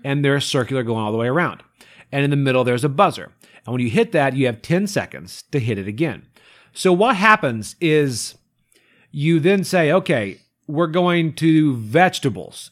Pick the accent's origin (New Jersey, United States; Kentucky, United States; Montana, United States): Kentucky, United States; I grew up in Kentucky